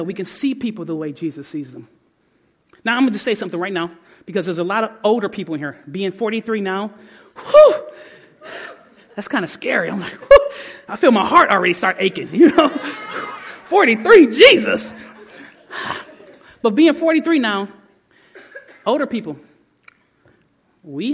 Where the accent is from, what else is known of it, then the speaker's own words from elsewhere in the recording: Detroit, Michigan, United States; moved away; I grew up in Detroit, and my grandmother's white